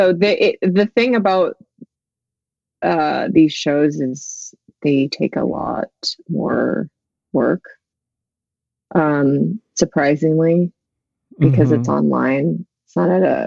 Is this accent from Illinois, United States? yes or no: no; Central California, United States; also born or lived in Korea; raised in Central California